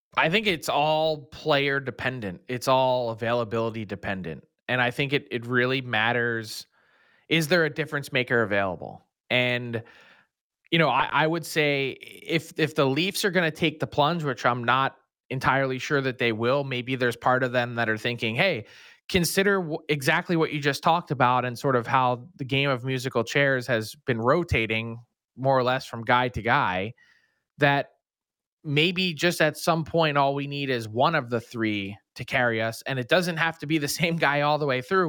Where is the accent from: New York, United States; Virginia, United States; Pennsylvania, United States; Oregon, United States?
Pennsylvania, United States; Philadelphia; I went my entire life growing up in Philly